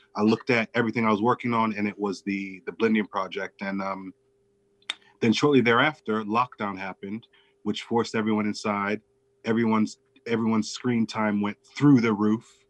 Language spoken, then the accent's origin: English; Chicago, Illinois, United States; I grew up in and around Chicago